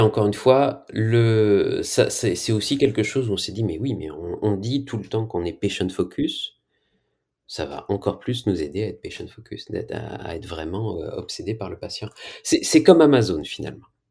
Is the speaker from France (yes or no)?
yes; France; Je viens de France